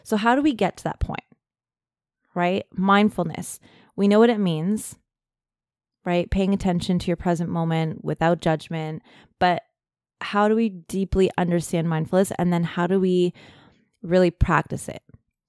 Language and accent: English; Germany; being in a like really cold military family, growing up in Germany.